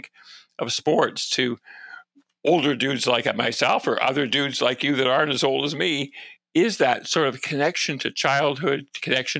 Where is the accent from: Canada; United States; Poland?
Canada; Vancouver, British Columbia; the local daily newspaper in Vancouver, where I grew up